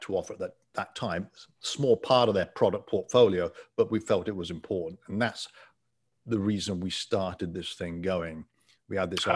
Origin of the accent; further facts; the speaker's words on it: England, United Kingdom; moved away as an adult; also born or lived in Ottawa, Canada; now in Florida, United States; I'm from England and uh, born and raised in England